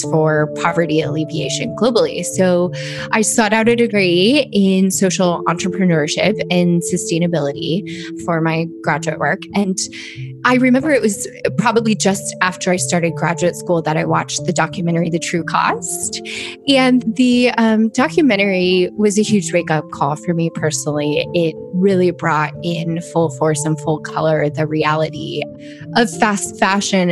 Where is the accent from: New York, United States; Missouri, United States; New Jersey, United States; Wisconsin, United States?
Missouri, United States; Kansas City; I grew up in Kansas City